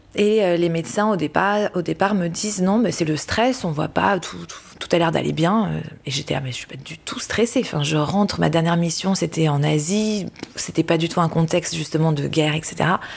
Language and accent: French; Paris, Île-de-France, France; moved away as an adult; je décide de revenir à Paris, j'aime beaucoup Paris et c'est ma ville natale